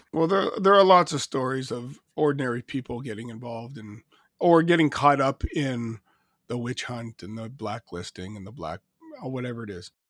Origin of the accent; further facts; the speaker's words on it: Canada; being Canadian